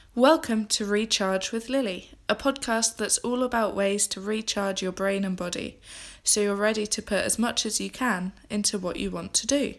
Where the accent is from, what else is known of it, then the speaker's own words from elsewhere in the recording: England, United Kingdom; moved away as an adult; now in Scotland, United Kingdom; I'm an English girl who has recently moved to Scotland